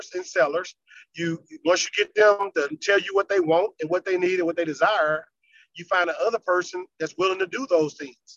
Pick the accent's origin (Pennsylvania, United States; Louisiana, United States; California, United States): Louisiana, United States; now in Virginia, United States; I'm from Louisiana